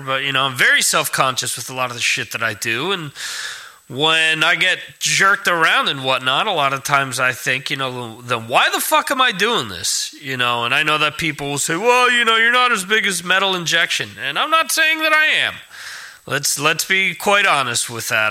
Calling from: Spain; I'm calling from Spain

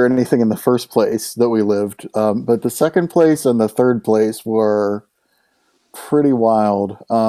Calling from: Washington, D.C. area, United States; Yeah, I'm just outside of Washington, D.C.

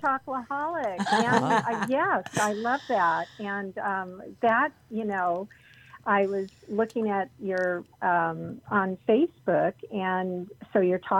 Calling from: Palm Springs, California, United States; I'm in Palm Springs.

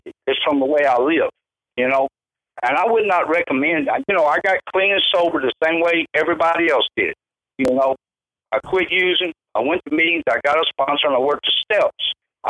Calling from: Lancaster, California, United States; I'm in Lancaster, California, Debbie.

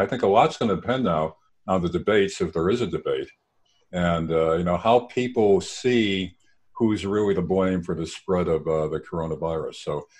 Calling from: Scranton, Pennsylvania, United States; I'm calling from Scranton, or as the natives say, Scranton, Pennsylvania, which is Biden's boyhood home.

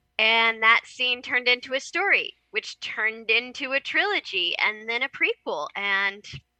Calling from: Kansas, United States

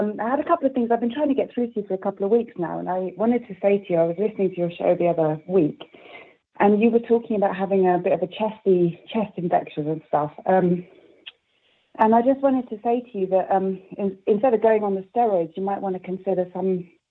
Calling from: Gloucestershire, South West England, United Kingdom; I'm calling from rural Gloucestershire.

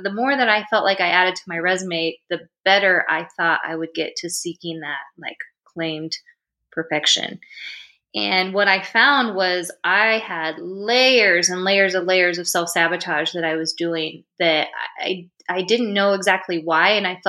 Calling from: Indianapolis, Indiana, United States; I am from Indianapolis, Indiana, and it's cold here.

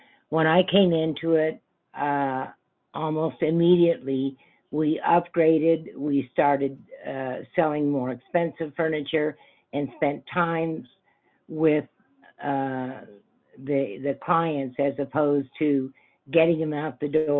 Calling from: Grand Junction, Colorado, United States; Grand Junction, Colorado.

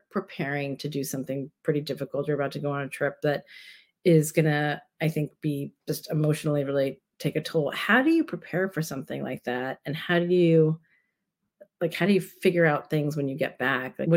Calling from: San Francisco, California, United States; And I am talking from San Francisco. I am a cisgender woman who is the daughter of immigrants, of Sri Lankan immigrants.

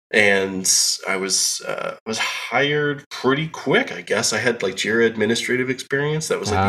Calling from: Chicagoland suburbs, Illinois, United States; I am calling in from the Chicagoland suburbs, just outside Chicago.

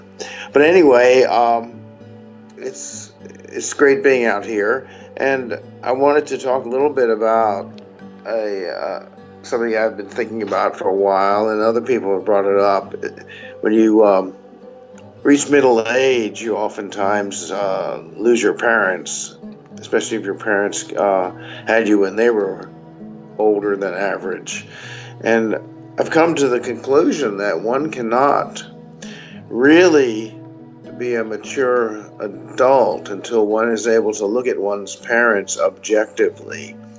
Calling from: Burbank, California, United States; I'm calling from Burbank, California. And I guess you'd say I'm over 60.

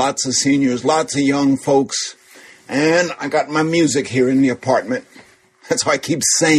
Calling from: New York City, New York, United States; I'm in Bronx, New York, up a little north of the George Washington Bridge, near the VA hospital, in fact.

